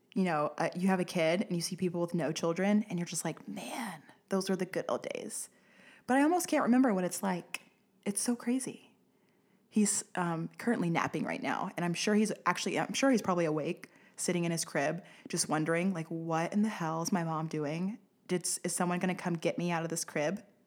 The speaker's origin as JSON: {"language": "English", "town": "Pine Bluff", "region": "Arkansas", "country": "United States", "said": "I'm from Pine Bluff"}